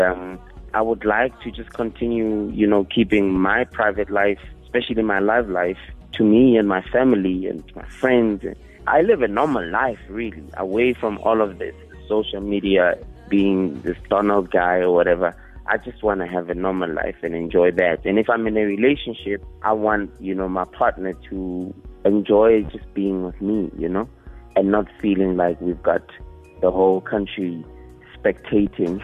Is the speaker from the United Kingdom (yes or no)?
no; Northam, Limpopo, South Africa; also born or lived in Manserre; I was born in Manzere and then we moved to Northam